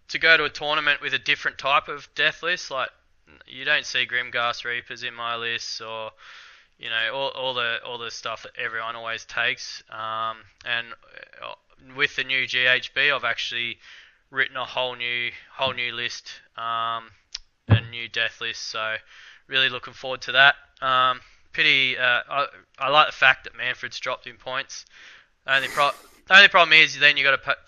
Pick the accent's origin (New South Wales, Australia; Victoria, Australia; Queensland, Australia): New South Wales, Australia; Albury; now in Dubbo, Australia; I'm from Albury, actually.